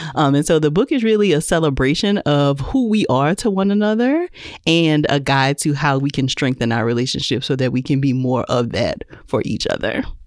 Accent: Louisiana, United States; now in Atlanta, United States; I'm in Atlanta, but I'm originally from Louisiana

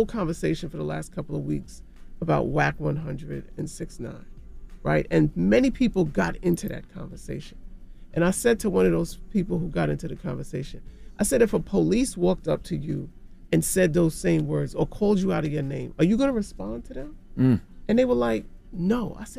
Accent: New York City, New York, United States; I'm from Jamaica, Queens.

